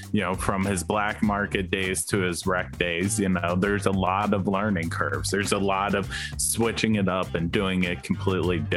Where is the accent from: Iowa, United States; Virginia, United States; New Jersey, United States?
New Jersey, United States; I grew up in New Jersey, which is not too dissimilar to Florida. It's just the northern version of it.